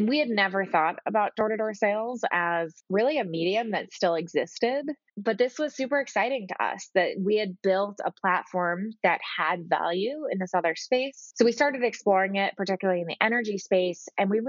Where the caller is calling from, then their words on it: Boston, Massachusetts, United States; Hey, Jamie, I'm calling in from Boston.